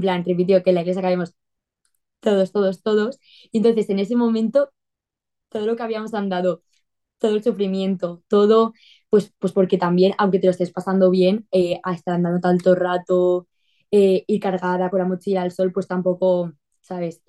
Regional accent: Torrent, Valencian Community, Spain; soy de España, de Valencia, de, una ciudad grande de Valencia que se llama Torrent

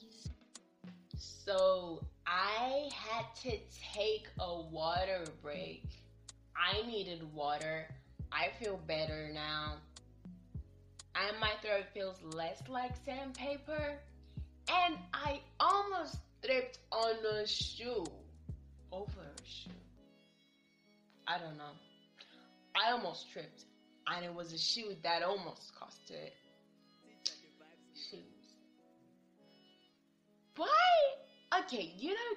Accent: Nigeria; I'm Nigerian. Here in Nigeria

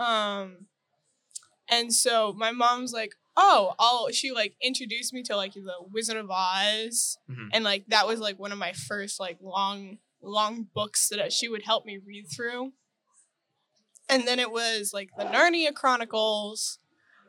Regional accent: North Washington, United States; I'm from North Washington

